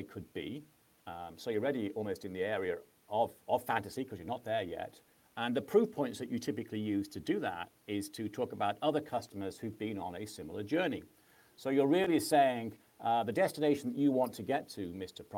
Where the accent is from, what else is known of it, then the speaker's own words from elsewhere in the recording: Manchester, North West England, United Kingdom; moved away as an adult; also born or lived in California; I'm native Englishman and came from Manchester